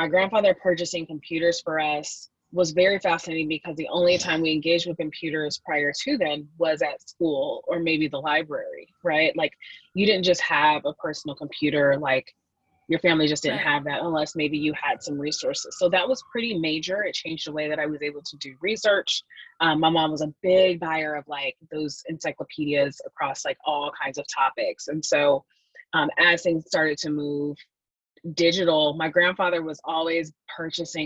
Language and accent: English; Seattle, Washington, United States; growing up in Microsoft land